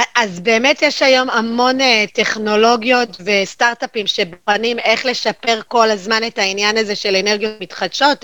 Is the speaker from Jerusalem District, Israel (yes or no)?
yes; Jerusalem, Jerusalem District, Israel; now in Haifa, Israel; אני ירושלמית במקור